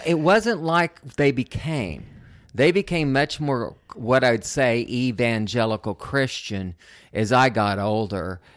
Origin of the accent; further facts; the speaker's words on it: Oklahoma City, Oklahoma, United States; moved away as an adult; also born or lived in Odessa, Texas / Liberal, Kansas / Pacific Northwest; went to Liberal Kansas and then Oklahoma, where I did most of my growing up in Oklahoma City